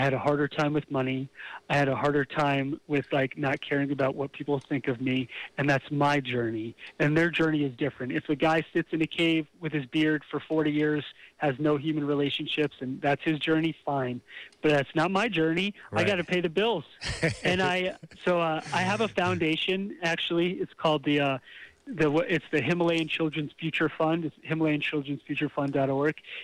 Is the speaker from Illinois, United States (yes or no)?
no; Bergen County, New Jersey, United States; in Bergen County in New Jersey.